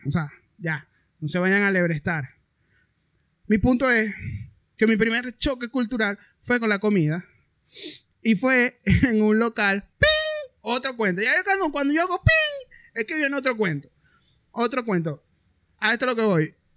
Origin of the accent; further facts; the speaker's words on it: Maracaibo, Zulia, Venezuela; moved away; yo vengo de Maracaibo